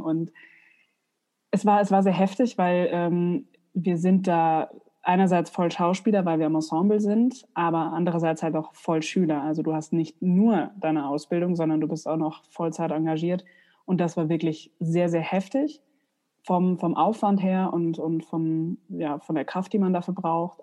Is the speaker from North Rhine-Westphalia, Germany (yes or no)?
no; Aschaffenburg, Bavaria, Germany; moved away as an adult; now in Mainz, Germany; habe ich in meiner Heimatstadt Aschaffenburg ähm, an verschiedenen Häusern gearbeitet